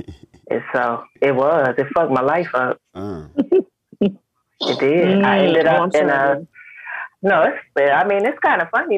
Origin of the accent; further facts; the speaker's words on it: Harrisburg, Pennsylvania, United States; moved away as an adult; also born or lived in Atlanta, Georgia / Charlotte, North Carolina; now in Memphis, United States; Born and raised in Harrisburg